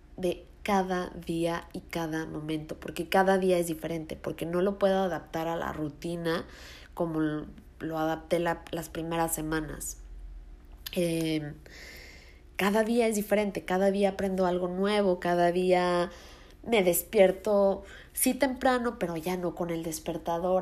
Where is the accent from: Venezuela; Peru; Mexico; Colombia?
Mexico; Mexico City; moved away as an adult; yo soy de Ciudad de México, me cambié a vivir a otro lugar